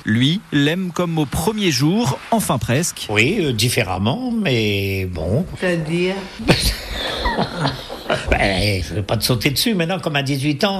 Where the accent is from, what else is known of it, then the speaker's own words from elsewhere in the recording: Brittany, France; moved away as an adult; also born or lived in Dijon / Chalon-sur-Saône; j'ai quitté la Bretagne, j'avais 21 ans pour partir en Bourgogne